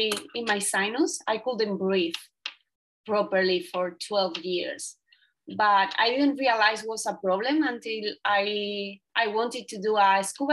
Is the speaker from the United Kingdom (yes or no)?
no; southern Spain, Spain; English is a second language; moved away as an adult; I came from a little town in the south of Spain